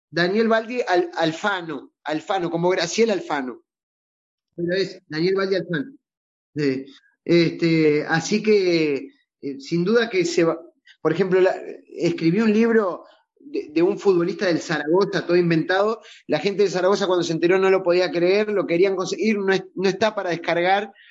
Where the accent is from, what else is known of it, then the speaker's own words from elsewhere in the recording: Uruguay; Gracias, Me, despido como, como bien uruguayo. Vamos arriba.